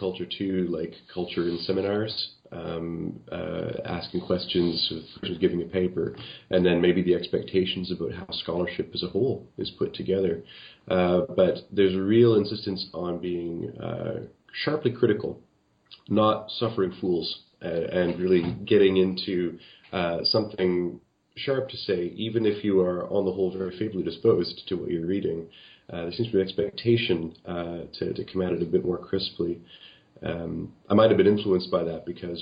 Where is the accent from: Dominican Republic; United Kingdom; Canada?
Canada; as a Canadian